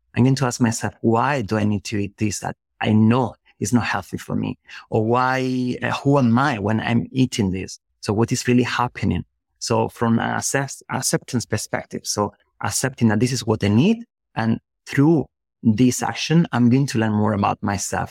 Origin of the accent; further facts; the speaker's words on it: Spain; English is a second language; moved away as an adult; also born or lived in Germany; I was living in, in another country because I'm from Spain. So I was living in Germany in that moment.